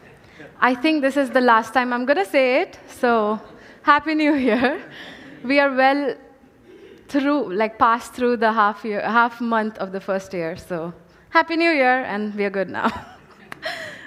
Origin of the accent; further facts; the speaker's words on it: India; moved away as an adult; I come from India, 24 years of my life, I've stayed with my parents, I've studied there, I've worked there.